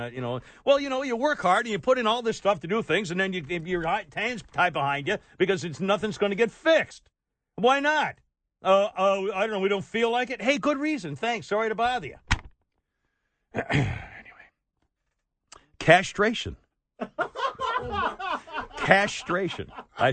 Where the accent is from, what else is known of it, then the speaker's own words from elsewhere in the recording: United States; I'm a damn American in America